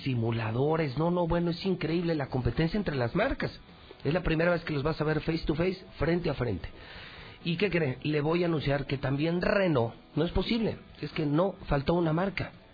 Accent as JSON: {"language": "Spanish", "country": "Mexico", "said": "Soy un buen mexicano"}